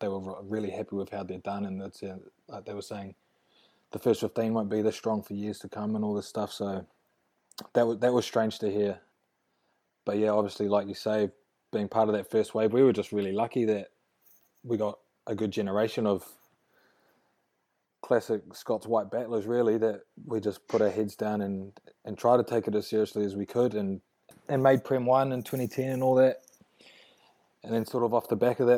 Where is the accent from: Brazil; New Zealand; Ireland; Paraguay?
New Zealand; Wellington; also born or lived in Dunedin, New Zealand / England; I consider myself a Wellie boy